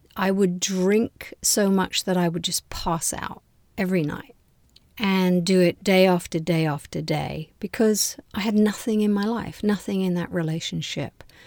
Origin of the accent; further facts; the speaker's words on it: London, United Kingdom; moved away as an adult; now in United States; I was born in London and finished university in London.